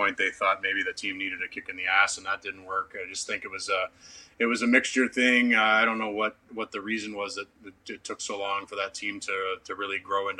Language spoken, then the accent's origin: English; Canada; for a Canadian kid